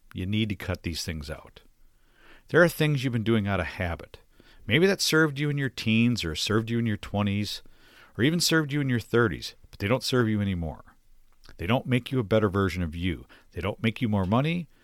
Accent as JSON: {"language": "English", "town": "Detroit", "region": "Michigan", "country": "United States", "tie": "born or raised there", "also_born_or_lived": "Minnesota", "said": "My parents relocated to Detroit when I was young"}